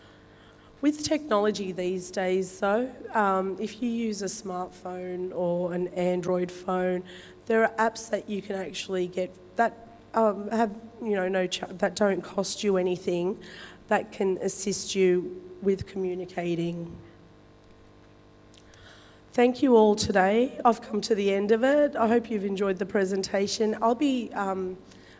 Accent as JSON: {"language": "English", "town": "Wollongong", "region": "New South Wales", "country": "Australia", "tie": "born or raised there", "said": "I'm of Turkish origin. I was born in Wollongong Hospital. So my parents migrated to Australia back in the early 70s. Dad came to Wollongong to work in the steelworks"}